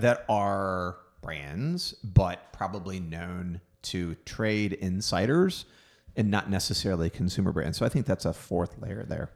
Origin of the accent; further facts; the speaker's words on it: Houston, Texas, United States; in Houston, Texas, my hometown